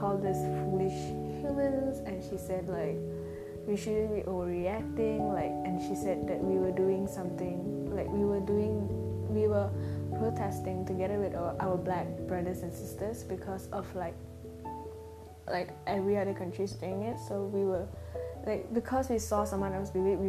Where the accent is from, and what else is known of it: Malaysia; born or raised there